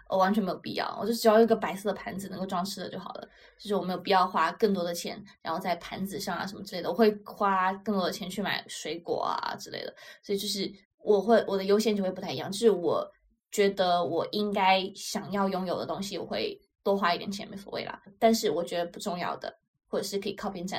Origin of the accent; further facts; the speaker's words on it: China; 因为对于我中国人来讲，就是会更多的就是一日三餐。